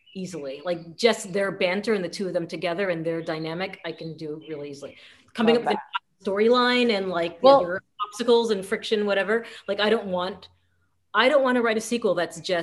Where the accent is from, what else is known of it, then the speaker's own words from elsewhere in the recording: United States; also born or lived in Paris, France; I can write my experience of him as an American